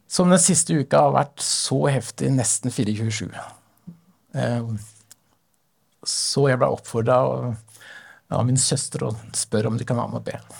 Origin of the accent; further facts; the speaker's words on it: Stokke, Vestfold, Norway; now in Sandnes, Norway; jeg kommer fra Vestfold. Stokke i Vestfold